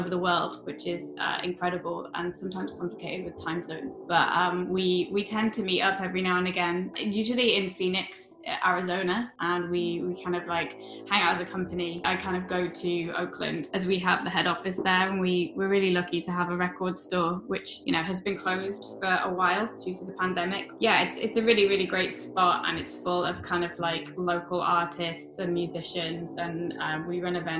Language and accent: English; Sheffield, Yorkshire and the Humber, United Kingdom; moved away as an adult; now in London, United Kingdom; I grew up in Sheffield